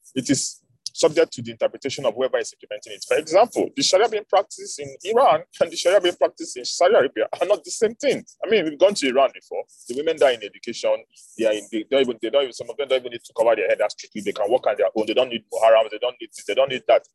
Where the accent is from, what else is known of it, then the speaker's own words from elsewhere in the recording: the South, southern Nigeria, Nigeria; I'm from the South.